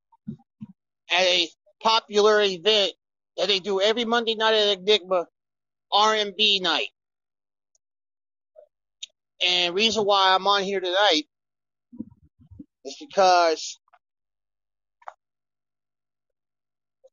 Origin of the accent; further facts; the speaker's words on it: Kansas City, United States; my hometown, Kansas City.